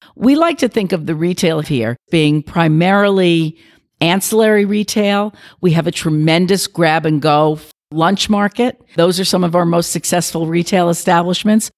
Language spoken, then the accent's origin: English; New York, United States; I'm a New Yorker.